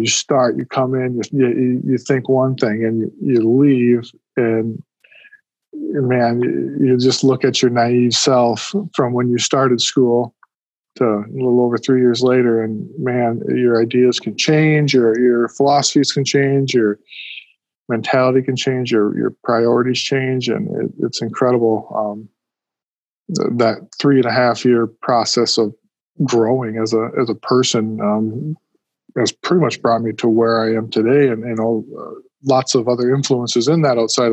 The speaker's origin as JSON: {"language": "English", "area": "Twin Cities area, South Metro", "region": "Minnesota", "country": "United States", "also_born_or_lived": "Duluth, Minnesota", "said": "I'm from the Twin Cities area here, South Metro"}